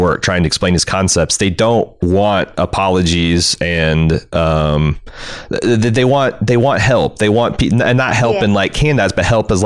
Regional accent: United States; as American

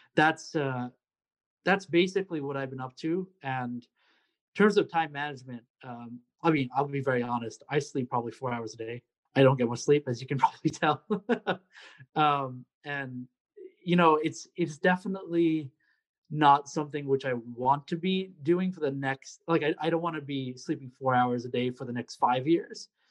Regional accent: Secaucus, New Jersey, United States; moved away as an adult; also born or lived in New York City, New York; now in Columbia, United States; I am from Secaucus, New Jersey. Born and raised in New Jersey

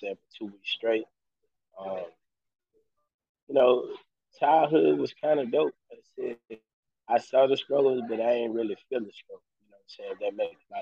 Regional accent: Mobile, Alabama, United States; From Mobile, Alabama.

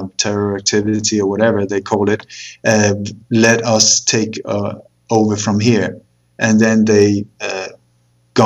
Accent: Sweden; also born or lived in Copenhagen, Denmark; But I moved to Sweden when I was 8, and then I grew up there

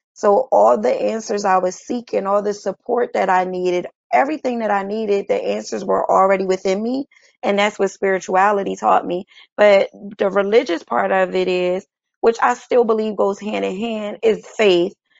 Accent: Chester, Pennsylvania, United States; moved away as an adult; now in Atlanta, United States; I am from Philadelphia, Pennsylvania. Well, a little city outside of Philadelphia. And the name of that city is Chester, Pennsylvania and I have been in Atlanta now for the past two years.

